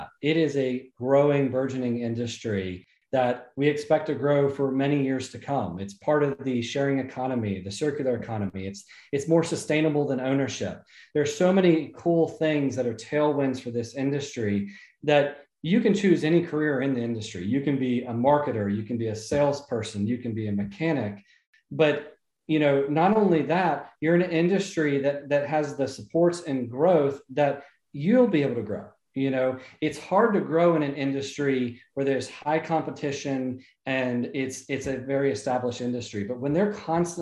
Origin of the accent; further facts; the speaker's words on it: south of Atlanta, Georgia, United States; also born or lived in Jacksonville, Florida; I was born in Jacksonville, Florida, and then I grew up most of my life in a little south of Atlanta, Georgia